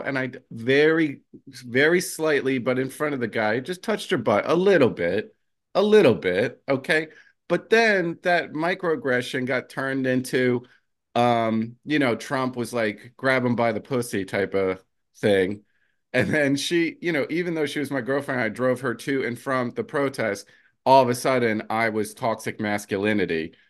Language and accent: English; New Jersey, United States; I'm from Jersey.